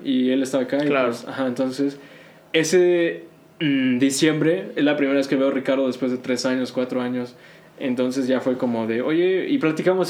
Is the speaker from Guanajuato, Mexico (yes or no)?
no; Querétaro, Mexico; Spanish is a second language; also born or lived in North Carolina, United States; now in Texas, United States; aquí ya llego en la primaria, como a tercero, tercero de primaria, y de ahí, pues te digo, la secundaria, pues ya hablaba el español bien